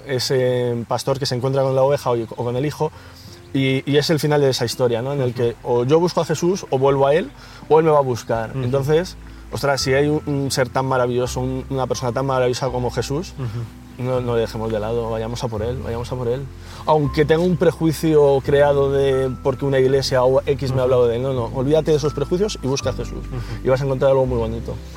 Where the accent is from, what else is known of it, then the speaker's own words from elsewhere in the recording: Ocaña, Castilla-La Mancha, Spain; moved away as an adult; now in Madrid, Spain; mi hermano y yo somos toledanos, eh, de, Ocaña, un pueblo de Toledo